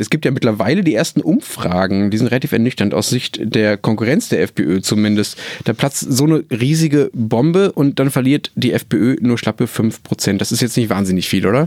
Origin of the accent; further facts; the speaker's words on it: Germany; wir Deutschen